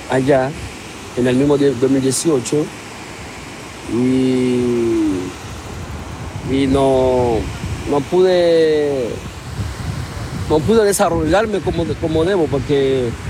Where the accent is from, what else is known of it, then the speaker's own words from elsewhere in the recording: Haiti; moved away as an adult; also born or lived in Coquimbo, Chile; Vengo de Haití al comienzo de 2018.